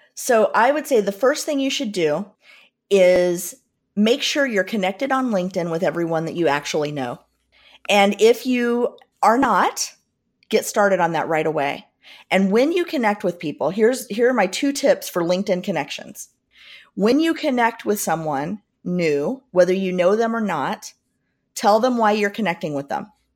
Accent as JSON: {"language": "English", "region": "Southern Indiana", "country": "United States", "tie": "born or raised there", "said": "I grew up in Southern Indiana"}